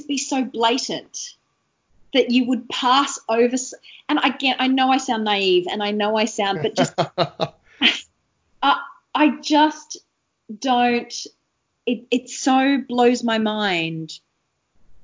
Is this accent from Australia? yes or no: yes; Australia; being a kid and being an Australian kid